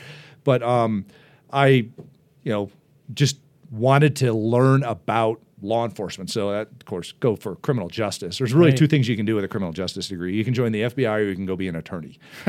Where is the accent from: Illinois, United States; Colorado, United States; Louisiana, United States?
Colorado, United States; Just, you know, like south side of Cherry Creek Reservoir there.